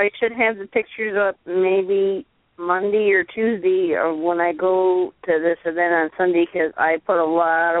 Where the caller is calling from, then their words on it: Hudson Falls, New York, United States; I am calling from Hudson Falls, New York